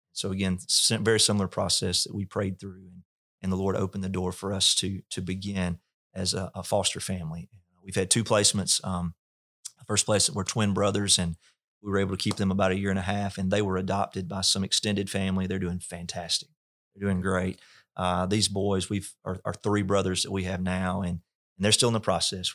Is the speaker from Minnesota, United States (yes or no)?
no; North Mississippi, United States; I was raised in North Mississippi